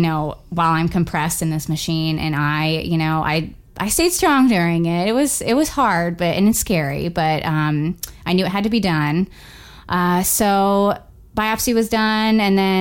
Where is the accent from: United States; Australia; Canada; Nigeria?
United States; Florida; moved away as an adult; now in Indiana, United States; I am originally from Florida. My husband and I moved here almost 2 years ago in December.